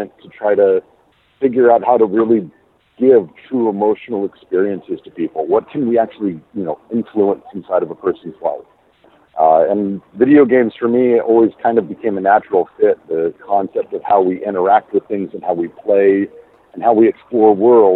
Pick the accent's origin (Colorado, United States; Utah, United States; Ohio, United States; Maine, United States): Colorado, United States; just south of Denver; I'm originally from Colorado, just south of Denver